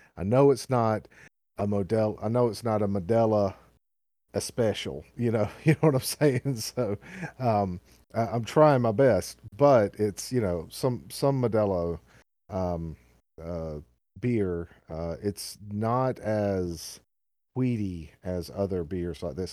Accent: the South, United States; accent: southern; my southern accent

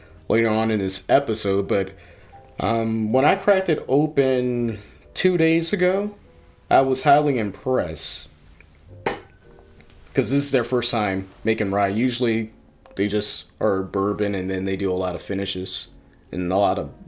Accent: Virginia, United States; now in Wisconsin, United States; I'm from Virginia

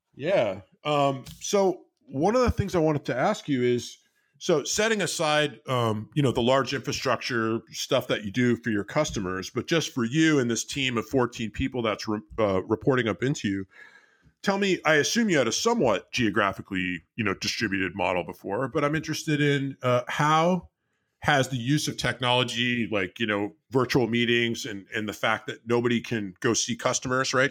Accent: Bay Area, California, United States; I grew up in the Bay Area

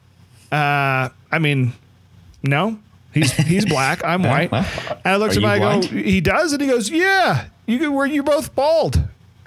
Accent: Kearney, Nebraska, United States; I grew up in Kearney

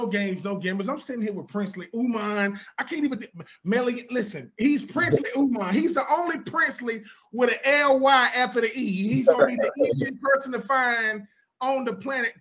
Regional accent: Texas, United States; I'm from Texas

